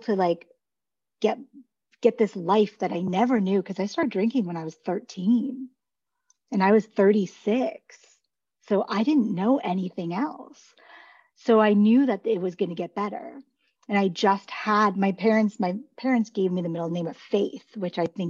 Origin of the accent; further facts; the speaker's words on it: Beverly Hills, California, United States; moved away; also born or lived in Detroit; I grew up in Beverly Hills